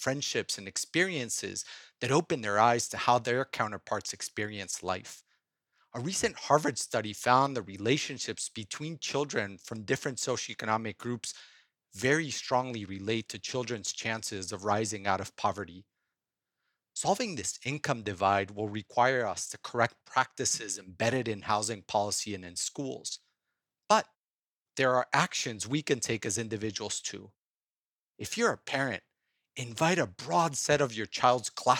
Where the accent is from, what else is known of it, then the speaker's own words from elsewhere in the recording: Cuernavaca, Morelos, Mexico; now in San Mateo, United States; I grew up playing soccer in Cuernavaca, Mexico